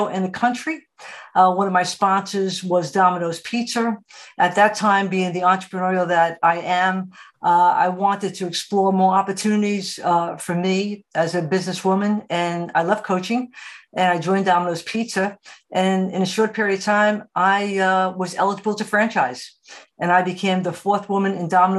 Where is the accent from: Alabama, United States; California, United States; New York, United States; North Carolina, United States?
New York, United States; New York City; I was born and raised in New York City